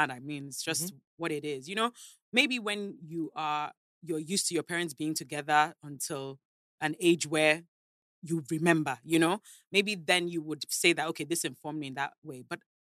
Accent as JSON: {"language": "English", "region": "London", "country": "United Kingdom", "tie": "born or raised there", "lives_now": "Lagos, Nigeria", "said": "I moved to England when I was 8"}